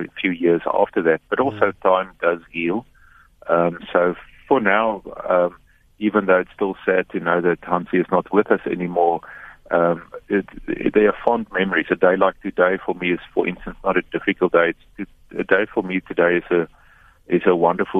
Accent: South Africa; also born or lived in Cape Town; as South Africans

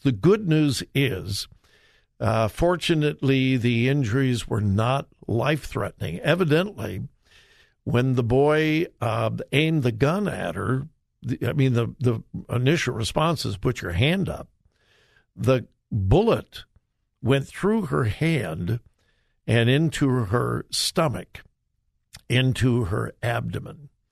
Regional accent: Los Angeles, California, United States; I grew up in the suburbs of L.A.

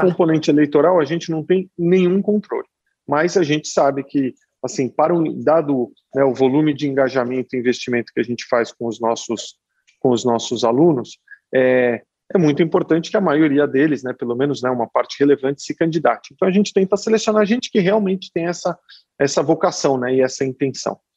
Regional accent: São Paulo, Brazil; nasci em São Paulo e, e vivi aqui a maior parte da minha vida.

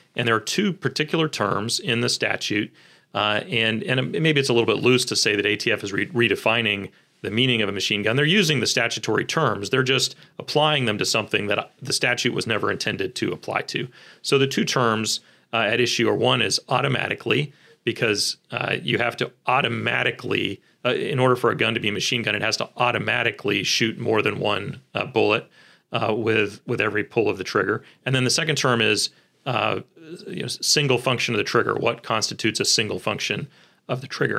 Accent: Kansas City, Missouri, United States; born and raised in Kansas City

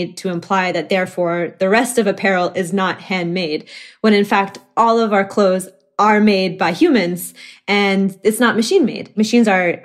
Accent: Oklahoma, United States; moved away as an adult; now in Chicago, United States; as someone who was born and raised in Oklahoma

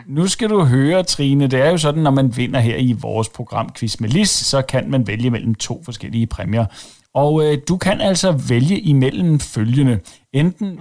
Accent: Denmark; vi er jo som danskere

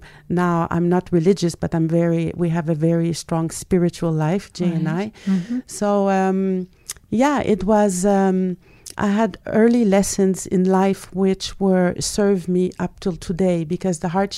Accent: Quebec, Canada; also born or lived in Nova Scotia / Ontario / Manitoba; I was born in Nova Scotia and moved Ontario, Manitoba, and then finally we arrived in the French province, Quebec, and I was 12 years old.

